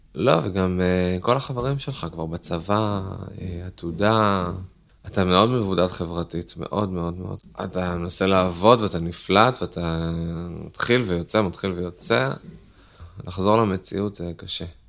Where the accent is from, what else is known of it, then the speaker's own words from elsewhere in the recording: Netanya, Central District, Israel; אני מנתניה